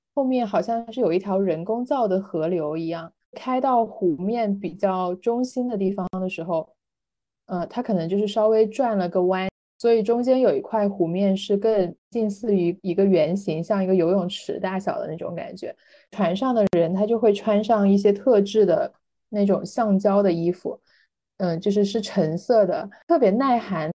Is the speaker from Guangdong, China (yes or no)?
yes; Guangdong, China; 我是广东人